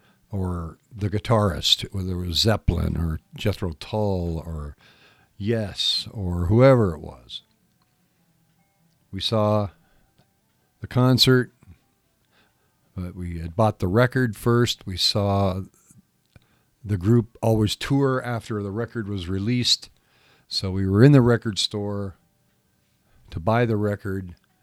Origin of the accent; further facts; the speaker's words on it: Whittier, California, United States; Growing up in Southern California, growing up in the city of Whittier, we had our very own Lovells.